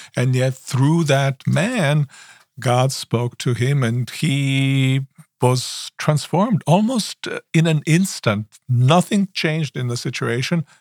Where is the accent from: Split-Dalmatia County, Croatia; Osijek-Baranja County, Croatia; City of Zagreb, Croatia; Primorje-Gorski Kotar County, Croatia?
Osijek-Baranja County, Croatia; Osijek; now in United States; I was born in Croatia, in small town, uh, by the name of Osijek, and my Um, father was at that time, uh, in, um, training to become a minister, so that I grew up